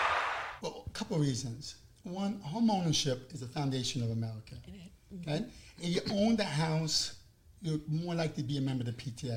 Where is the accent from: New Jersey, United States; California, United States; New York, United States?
New York, United States; Long Island; accent: New York; moved away; I'm from Long Island